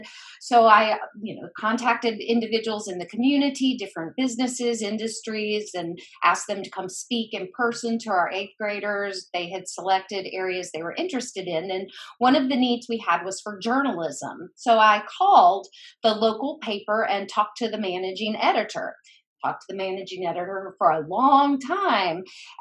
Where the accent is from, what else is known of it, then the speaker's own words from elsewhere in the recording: Boone, North Carolina, United States; moved away; I grew up in Boone, North Carolina